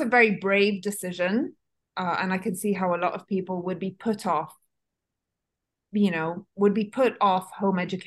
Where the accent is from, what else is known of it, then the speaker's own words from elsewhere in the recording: Italy; moved away; I was raised in Italy and I went to school there.